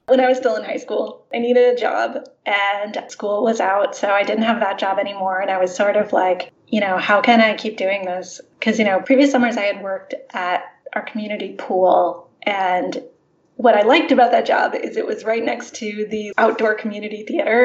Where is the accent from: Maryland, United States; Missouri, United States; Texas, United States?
Missouri, United States; St. Louis; I grew up in St. Louis